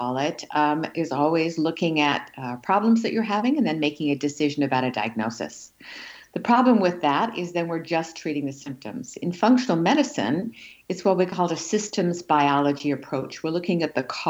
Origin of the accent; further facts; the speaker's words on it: Australia; now in United States; So I grew up in Australia in the outback